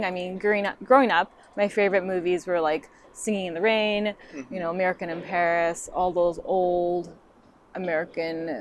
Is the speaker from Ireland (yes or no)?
no; Japan; English is a second language; moved away as an adult; now in Los Angeles, United States; We grew up in Japan until we're 18